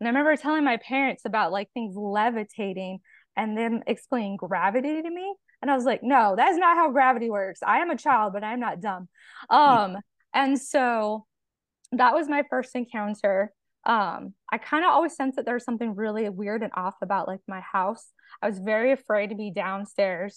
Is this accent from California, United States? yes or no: yes; California, United States; moved away as an adult; now in Arkansas, United States; I'm originally from California. I was born and raised there.